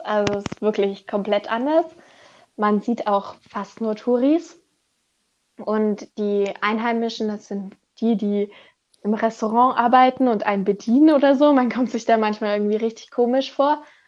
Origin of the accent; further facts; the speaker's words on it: Germany; ich komme aus Deutschland, ich komme nicht aus Europa